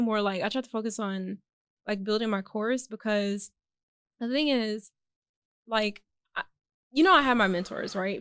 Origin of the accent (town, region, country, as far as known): Houston, Texas, United States; born or raised there; also born or lived in Austin / Alief / Fort Bend